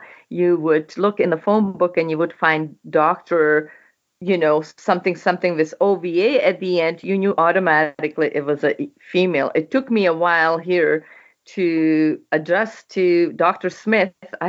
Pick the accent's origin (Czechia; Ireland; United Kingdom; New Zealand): Czechia; English is a second language; moved away as an adult; also born or lived in Canada; now in United States; which I was born and raised in Czechoslovakia, what used to be Czechoslovakia. It is now Czech Republic.